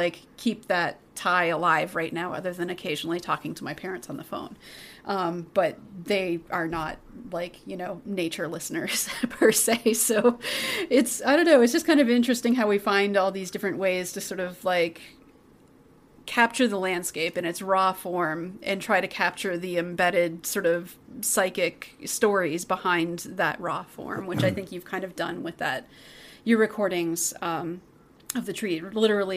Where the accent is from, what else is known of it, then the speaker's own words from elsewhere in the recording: Canada; moved away; Canada, where I'm from